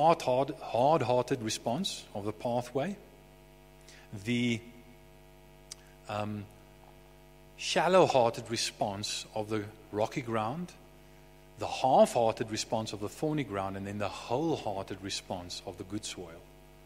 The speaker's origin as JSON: {"language": "English", "town": "Bloemfontein", "region": "Free State", "country": "South Africa", "tie": "born or raised there", "also_born_or_lived": "Somerset West", "said": "My brother Harry and I were raised in Bloemfontein. We were born in Somerset West, but we were quite young. I think I was about 3-4 years old, somewhere in that ballpark. We moved to Bloemfontein"}